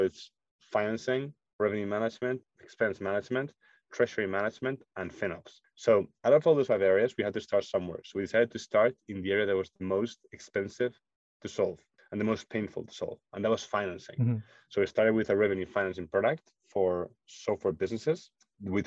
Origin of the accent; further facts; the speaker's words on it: Spain; moved away as an adult; also born or lived in Munich, Germany; I'm originally from Spain